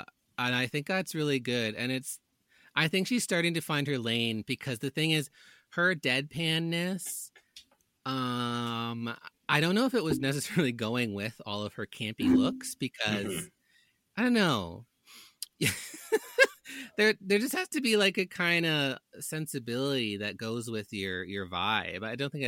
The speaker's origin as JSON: {"language": "English", "country": "Canada", "said": "I'm a Canadian and we're more socialist than Americans."}